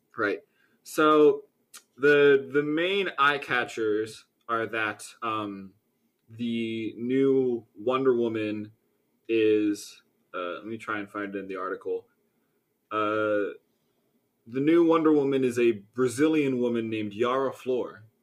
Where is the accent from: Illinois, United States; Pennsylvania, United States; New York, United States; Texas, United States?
Pennsylvania, United States; Philadelphia; I am from the Philadelphia area.